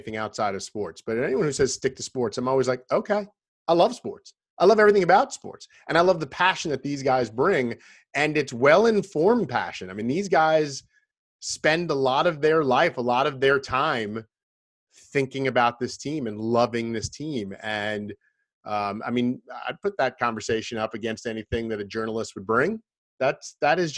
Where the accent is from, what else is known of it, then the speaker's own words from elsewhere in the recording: Long Island, New York, United States; I grew up in Long Island as an Islanders fan